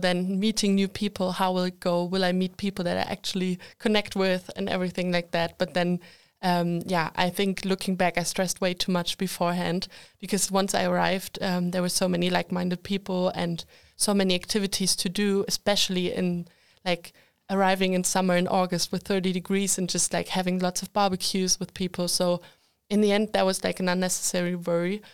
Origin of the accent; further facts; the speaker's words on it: Germany; moved away as an adult; now in Sweden; I'm, uh, from Germany